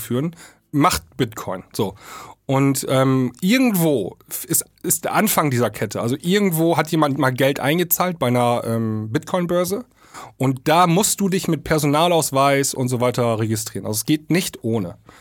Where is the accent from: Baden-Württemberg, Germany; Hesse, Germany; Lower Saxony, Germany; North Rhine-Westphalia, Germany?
Lower Saxony, Germany; East Frisia; hier oben bei uns in Ostfriesland